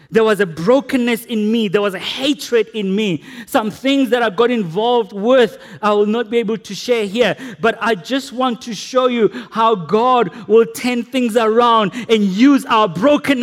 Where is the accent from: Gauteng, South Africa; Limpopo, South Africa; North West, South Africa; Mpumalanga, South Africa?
North West, South Africa; Potchefstroom; growing up in Potchefstroom